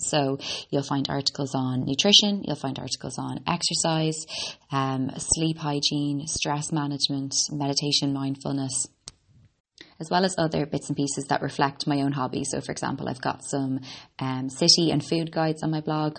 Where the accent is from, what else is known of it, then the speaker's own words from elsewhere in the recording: Ireland; also born or lived in Boston, United States; I'm an Irish girl. I was born in Boston and grew up in Ireland.